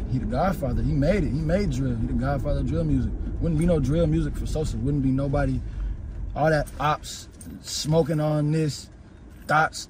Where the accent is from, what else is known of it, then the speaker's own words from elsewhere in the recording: Atlanta, Georgia, United States; I'm from Atlanta